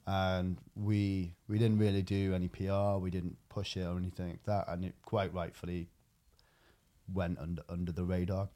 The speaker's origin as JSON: {"language": "English", "region": "Wales", "country": "United Kingdom", "said": "I'm Welsh"}